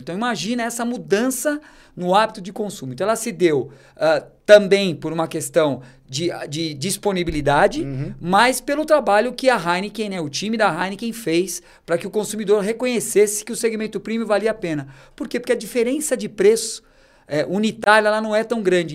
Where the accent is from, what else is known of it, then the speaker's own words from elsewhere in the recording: Brazil; como brasileiro